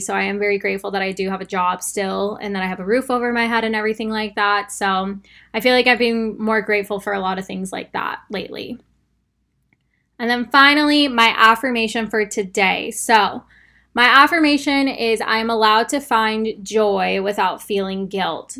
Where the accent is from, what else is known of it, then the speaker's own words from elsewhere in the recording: Arizona, United States; now in Texas, United States; I live in Texas and I'm from Arizona